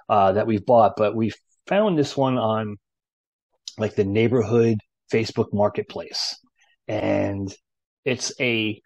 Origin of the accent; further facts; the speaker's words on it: New Jersey, United States; growing up in New Jersey